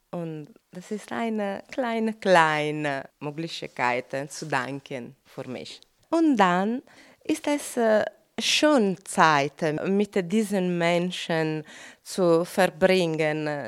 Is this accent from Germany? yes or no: no; Italy; German is a second language; now in Austria; Guten Tag … ich bin aus Italien und ich lebe in Österreich seit sechs Jahren.